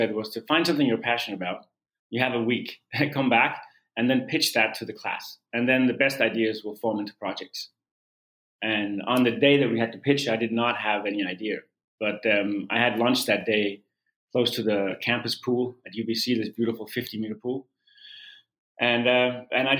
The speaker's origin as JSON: {"language": "English", "country": "Denmark", "tie": "born or raised there", "moved": "yes", "said": "I started out as a competitive swimmer in my home country of Denmark"}